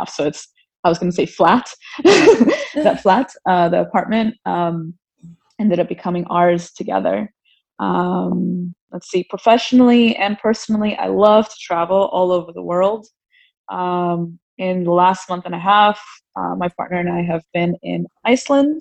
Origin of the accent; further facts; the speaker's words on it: South Florida, United States; also born or lived in New York / Texas / Gainesville, Florida; we grew up in South Florida for the majority of our lives